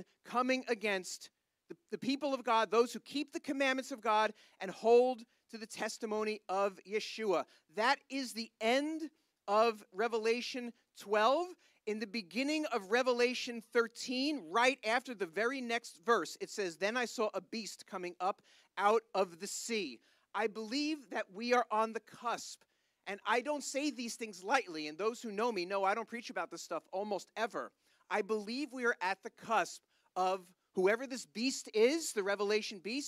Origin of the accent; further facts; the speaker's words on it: United States; I am an American, but I have no problem saying I am an Israel first American